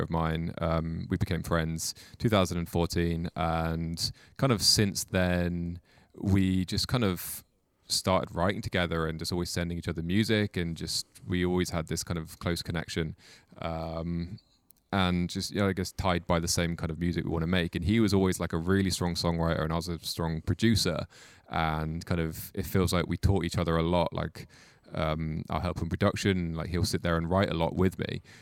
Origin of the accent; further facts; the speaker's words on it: Mid Wales, United Kingdom; now in Cardiff, United Kingdom; I'm from Mid Wales, and I've lived there until I was about fifteen, sixteen. Then I moved to Cardiff